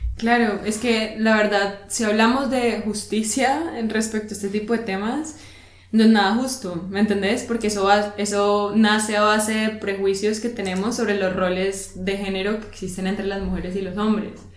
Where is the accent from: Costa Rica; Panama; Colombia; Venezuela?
Colombia; now in Germany; como colombiano acá en Alemania